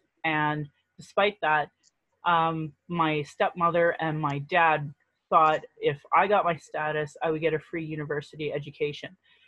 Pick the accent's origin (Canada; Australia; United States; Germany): Canada; Calgary, Alberta; I was born here in Calgary. So I identify as a native Calgarian.